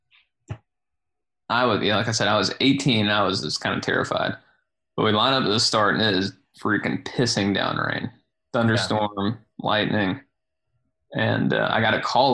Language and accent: English; Griffin, Georgia, United States; now in Athens, United States; I'm not from Athens either, though. I'm from Griffin, Georgia. But I've lived in Athens on and off for, I guess, 11 years now